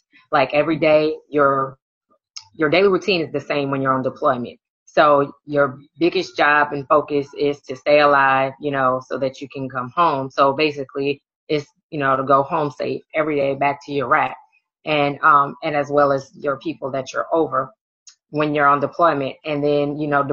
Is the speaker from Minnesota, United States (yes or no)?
no; Oakland, California, United States; moved away as an adult; also born or lived in Louisiana; now in St. Louis, United States; I'm originally from Oakland, California, where I was born and raised